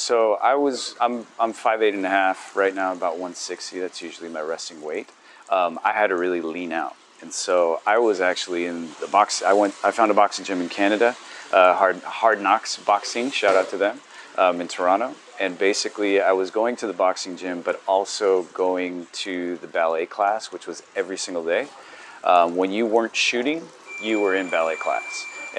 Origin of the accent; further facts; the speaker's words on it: Tijuana, Baja California, Mexico; also born or lived in San Diego, United States; I grew up in Tijuana in San Diego.